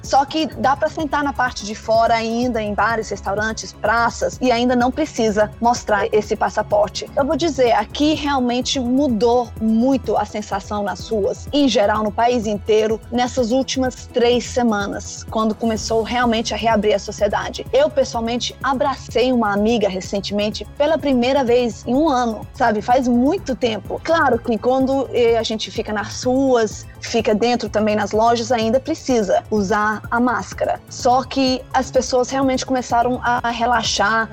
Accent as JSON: {"language": "Portuguese", "country": "Denmark", "tie": "born or raised there", "moved": "yes", "lives_now": "Israel", "said": "eu nasci na Dinamarca, eu sou dinamarquesa"}